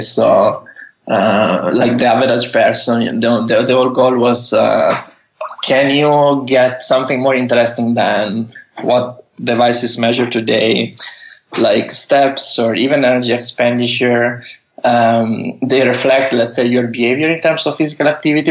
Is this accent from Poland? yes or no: no; Italy; moved away as an adult; also born or lived in Bologna, Italy / Netherlands; now in San Francisco, United States; from Italy, I, I was uh, in Italy until I think I was 25